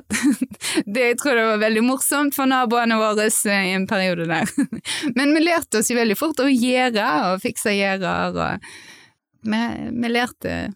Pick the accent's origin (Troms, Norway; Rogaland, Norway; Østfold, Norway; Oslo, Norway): Rogaland, Norway; Haugesund; moved away; also born or lived in Berlin; jeg kommer fra Haugesund